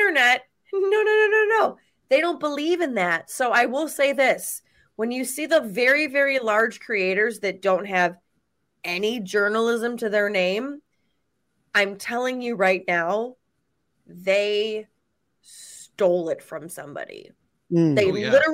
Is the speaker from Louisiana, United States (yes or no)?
no; Chicago, Illinois, United States; I'm from Chicago.